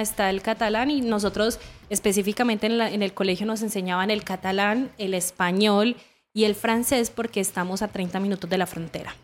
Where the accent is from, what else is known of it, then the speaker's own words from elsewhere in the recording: Medellín, Antioquia, Colombia; moved away as an adult; also born or lived in Barcelona, Spain; now in Chile; yo soy de Medellín